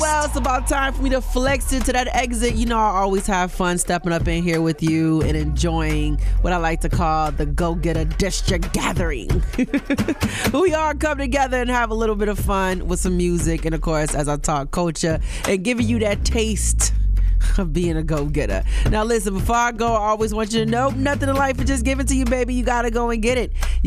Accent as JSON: {"language": "English", "town": "Buffalo", "region": "New York", "country": "United States", "tie": "born or raised there", "said": "Call it in from my hometown of Buffalo, New York."}